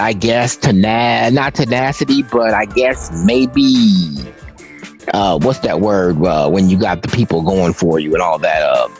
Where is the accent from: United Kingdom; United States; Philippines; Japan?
United States; Chicago, Illinois; I'm from Chicago